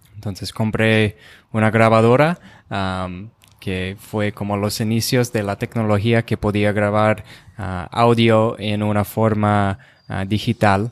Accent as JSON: {"language": "Spanish", "town": "Rochester", "region": "Minnesota", "country": "United States", "tie": "born or raised there", "first_language": "English", "second_language": "Spanish", "moved": "as an adult", "said": "yo soy de Rochester, Minnesota."}